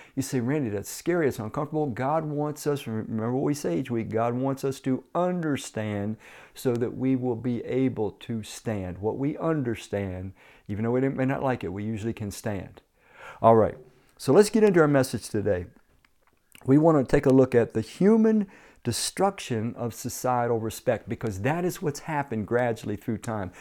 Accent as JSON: {"language": "English", "town": "Washington", "region": "District of Columbia", "country": "United States", "tie": "born or raised there", "moved": "as an adult", "said": "growing up in Washington, D C, was riding the D C Transit buses"}